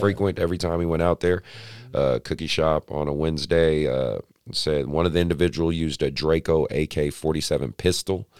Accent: Oakland, California, United States; I grew up in Oakland

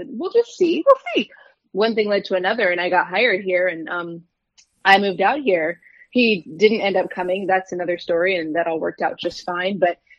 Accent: Michigan, United States; also born or lived in San Francisco / Germany / Colorado / California; I was born in San Francisco, moved around Germany, Colorado. I spent some time in Michigan in middle and high school. And then I moved back to California for college.

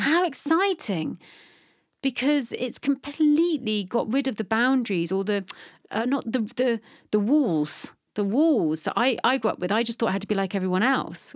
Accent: Bristol, South West England, United Kingdom; also born or lived in London; I'm from London, but I grew up in Bristol

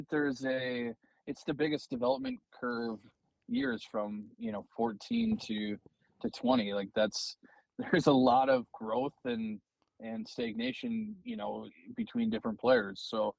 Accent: Eau Claire, Wisconsin, United States; Yeah, no, I mean, Eau Claire, we call it God's country there. It's beautiful.

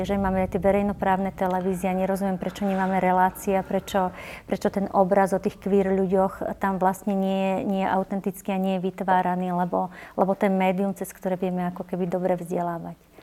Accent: Považie, Slovakia; moved away; ja som vyrastala fakt v malej dedinke na Považi

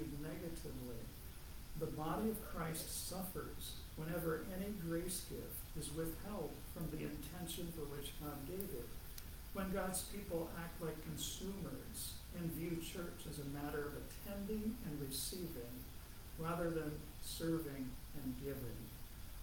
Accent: Ohio, United States; moved away; I'm from Ohio

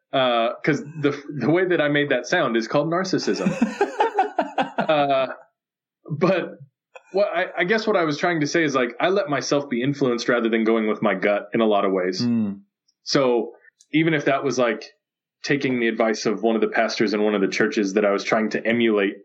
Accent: Phoenix, Arizona, United States; I grew up in West Phoenix

